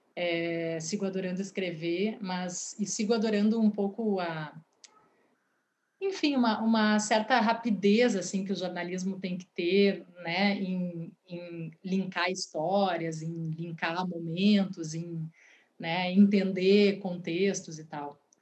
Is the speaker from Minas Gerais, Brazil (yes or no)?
no; Porto Alegre, Rio Grande do Sul, Brazil; also born or lived in Rio de Janeiro / Maceió / São Paulo; eu moro em Porto Alegre, sou do Rio de Janeiro, morei em Maceió também quando pequena, é, e vim para cá bem pequena, com quase quatro anos.